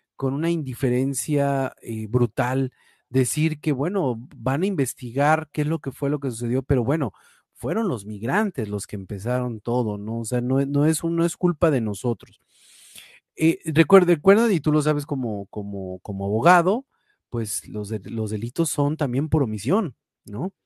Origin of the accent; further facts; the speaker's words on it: Mexico; como mexicano